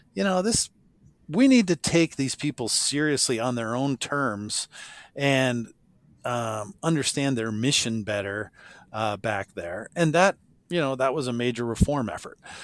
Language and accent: English; Madison, South Dakota, United States; my hometown of Madison, South Dakota